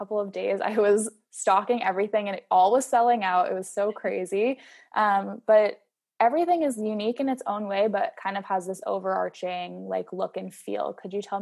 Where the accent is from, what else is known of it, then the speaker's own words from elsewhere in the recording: East Coast, United States; I'm from the East Coast too